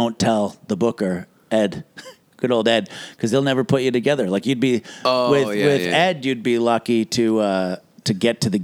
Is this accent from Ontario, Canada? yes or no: yes; London, Ontario, Canada; moved away as an adult; also born or lived in Toronto; I grew up in London, Ontario